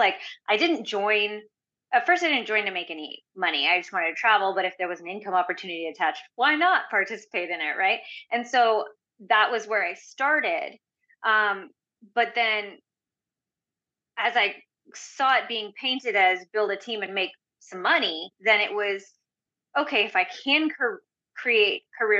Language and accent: English; India; I'm Indian, so they expect you to be a doctor most of the time anyways.